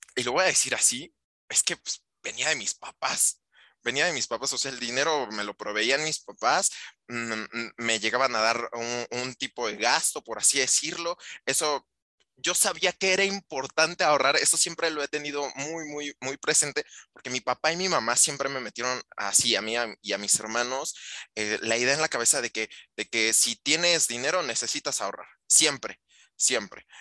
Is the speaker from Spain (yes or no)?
no; Mexico